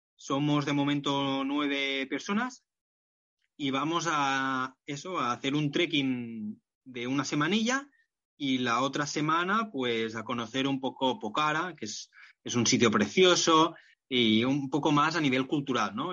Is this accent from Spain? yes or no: yes; Barcelona, Catalonia, Spain; ahora en Barcelona, donde estoy y, de donde soy